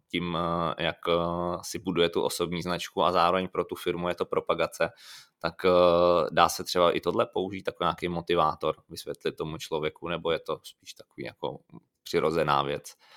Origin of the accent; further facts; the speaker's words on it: Liberec, Liberec Region, Czechia; já jsem původem z Liberce